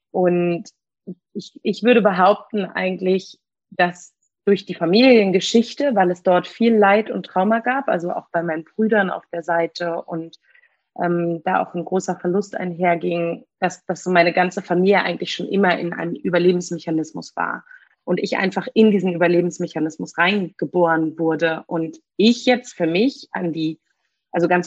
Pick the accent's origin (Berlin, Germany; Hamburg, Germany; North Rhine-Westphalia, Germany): Berlin, Germany; Gebürtige Berlinerin, hier geboren, hier aufgewachsen. Habe aber eine Mini, in Anführungsstrichen, Migrationsgeschichte.